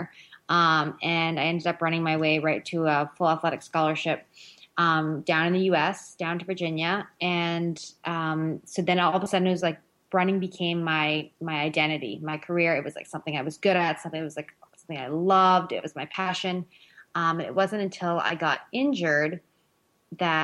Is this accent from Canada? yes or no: yes; Northern Ontario, Canada; I grew up in Northern Ontario, Canada